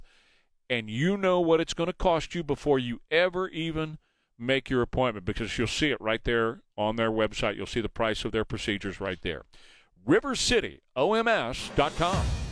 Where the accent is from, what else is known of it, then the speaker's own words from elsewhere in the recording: San Antonio, Texas, United States; growing up in San Antonio